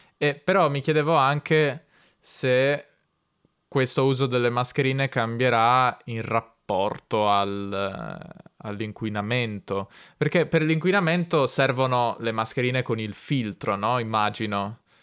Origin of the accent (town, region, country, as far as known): Italy; also born or lived in Turin